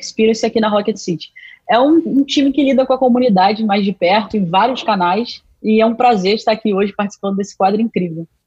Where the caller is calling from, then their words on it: Niterói, Rio de Janeiro, Brazil; eu falo de Niterói, do Rio de Janeiro